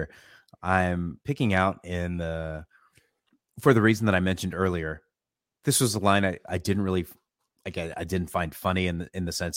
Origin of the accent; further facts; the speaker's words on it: Orange County, California, United States; I was a teenager. Okay. Growing up in Orange County